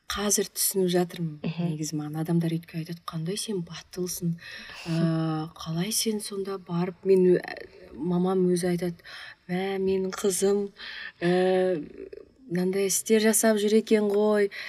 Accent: Pavlodar, Pavlodar Region, Kazakhstan; ә, мен павлодар қаласының тумасымын

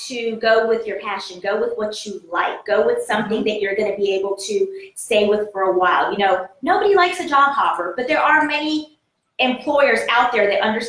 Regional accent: Fayetteville, North Carolina, United States; I am from North Carolina. My roots are in North Carolina. I tell everybody that.

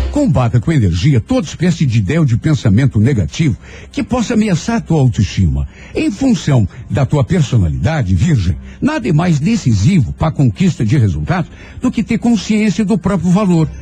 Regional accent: Brazil; nós que somos brasileiros

